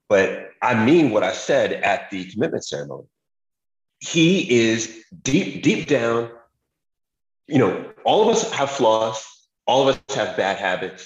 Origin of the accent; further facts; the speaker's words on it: New York, United States; I'm from New York. We think we can do everything.